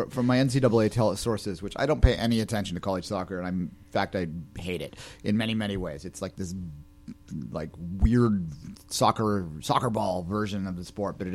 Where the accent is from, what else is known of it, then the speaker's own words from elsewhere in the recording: Canada; But we're Canadian, so what do we know?